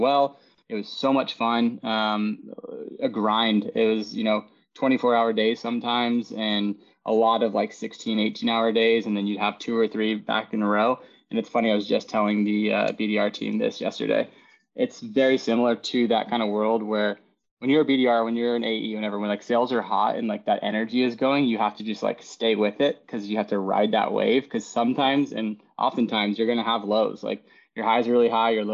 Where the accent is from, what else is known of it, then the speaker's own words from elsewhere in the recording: Chico, California, United States; now in Sacramento, United States; I grew up in Chico, California, where, you know, most people are very blue collar